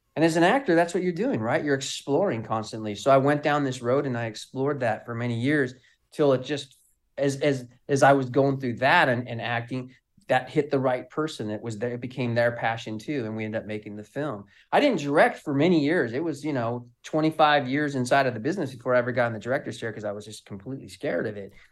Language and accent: English; Southern California, United States; I'm from California, Southern Cal